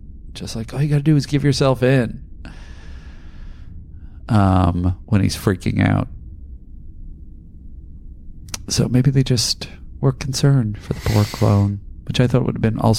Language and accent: English; Adelaide, South Australia, Australia; but I'm also from Australia's big country town of Adelaide. I can confirm that we definitely have a unique provincial dialect, which is a little more posh than our eastern counterparts